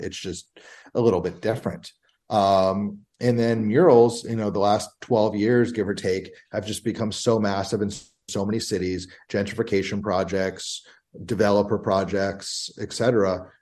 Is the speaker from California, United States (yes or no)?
no; Bethesda, Maryland, United States; I grew up in Bethesda, Maryland, right outside of DC in the early 90s.